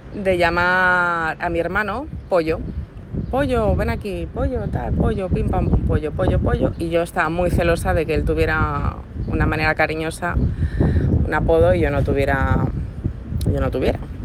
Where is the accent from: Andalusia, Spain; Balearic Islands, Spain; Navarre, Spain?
Balearic Islands, Spain; Ibiza; nosotros somos de Ibiza